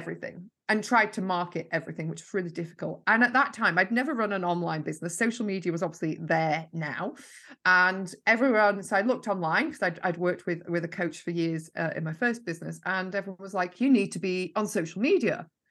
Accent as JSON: {"language": "English", "region": "Yorkshire and the Humber", "country": "United Kingdom", "moved": "yes", "lives_now": "Lancashire, United Kingdom", "said": "I'm originally from Yorkshire and I live in Lancashire."}